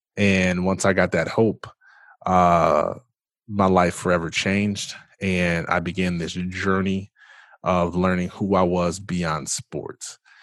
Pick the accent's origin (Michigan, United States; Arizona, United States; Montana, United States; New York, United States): Michigan, United States; Jackson; I am originally from Jackson, Michigan